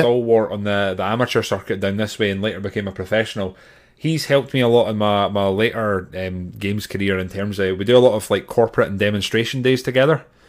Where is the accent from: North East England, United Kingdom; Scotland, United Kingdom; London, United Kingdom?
Scotland, United Kingdom; Grangemouth; at Grangemouth Highland Games, which is my hometown